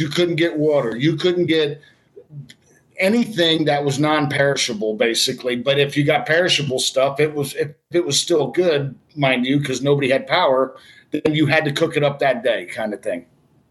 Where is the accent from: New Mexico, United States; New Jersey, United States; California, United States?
New Jersey, United States; I came from Jersey. They said, man, I'm not from Jersey. You like the Cowboys.